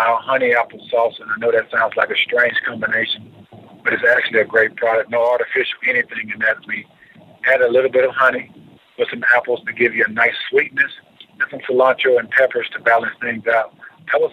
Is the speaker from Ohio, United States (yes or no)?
no; Aberdeen, Mississippi, United States; moved away as an adult; now in Atlanta, United States; back home in my hometown of Aberdeen, Mississippi